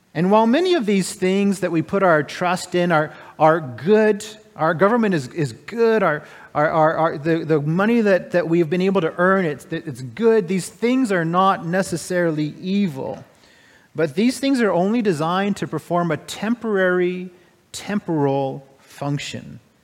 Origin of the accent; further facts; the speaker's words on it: United States; now in Canada; I'm an American